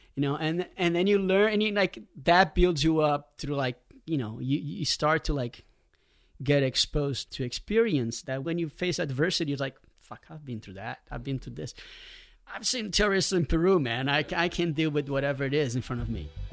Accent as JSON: {"language": "English", "region": "Rio de Janeiro", "country": "Brazil", "tie": "born or raised there", "said": "growing up in Rio, you know, in the eighties"}